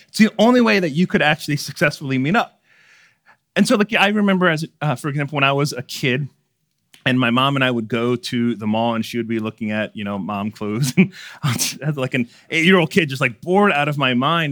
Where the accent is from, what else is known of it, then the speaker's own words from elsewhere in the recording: Baltimore, Maryland, United States; my parents owned a seafood store growing up in Baltimore City